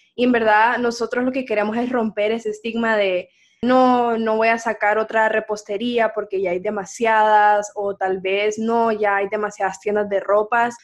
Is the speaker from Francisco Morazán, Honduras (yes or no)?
no; San Pedro Sula, Cortés, Honduras; moved away as an adult; now in Boston, United States; yo nací aquí en Honduras, en San Pedro Sula